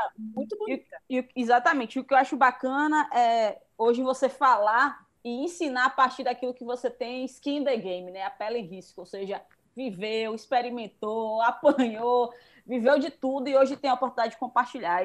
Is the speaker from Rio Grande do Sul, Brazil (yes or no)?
no; Feira de Santana, Bahia, Brazil; eu também sou de Feira de Santana